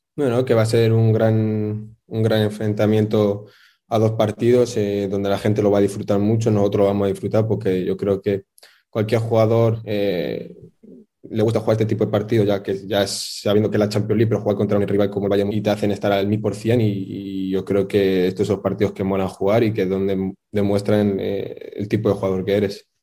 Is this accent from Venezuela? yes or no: no; Spain; me siento marroquí, aunque también un poco español porque he nacido ahí y, me he criado y, he nacido ahí